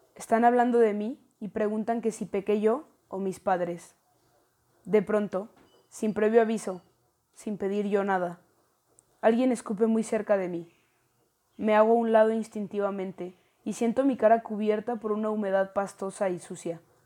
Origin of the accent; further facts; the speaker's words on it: León, Guanajuato, Mexico; también soy de León, Guanajuato.